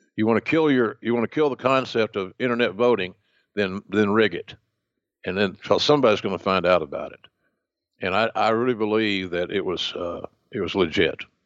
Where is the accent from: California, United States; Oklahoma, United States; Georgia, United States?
Oklahoma, United States; accent: Southern; when I was a kid growing up in Oklahoma